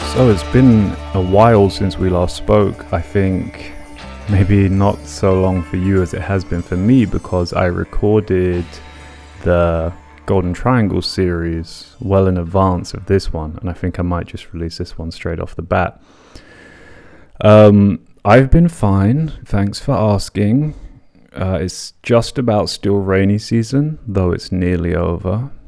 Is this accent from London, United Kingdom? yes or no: yes; London, United Kingdom; when I was a teenager growing up in London, commuting between my broken up parents' homes in the north and south of the city